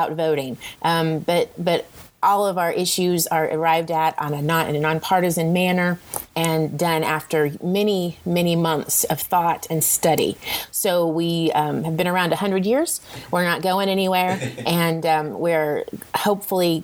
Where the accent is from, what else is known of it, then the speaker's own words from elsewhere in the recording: Topeka, Kansas, United States; moved away as an adult; also born or lived in Hiawatha, Kansas / Oklahoma; We moved to Topeka when I was in the end of first grade. So I went from second grade all the way to high school here